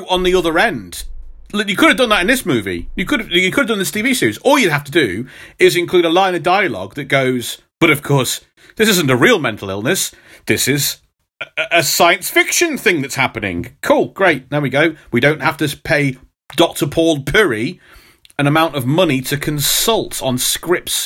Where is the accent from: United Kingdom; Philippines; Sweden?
United Kingdom; Midlands, England; accent: Midlands; I do have a Midlands accent